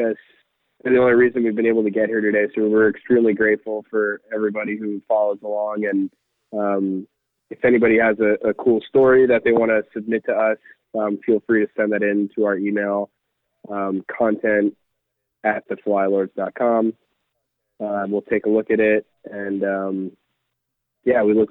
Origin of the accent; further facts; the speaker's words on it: New Jersey, United States; also born or lived in Tennessee; I grew up in New Jersey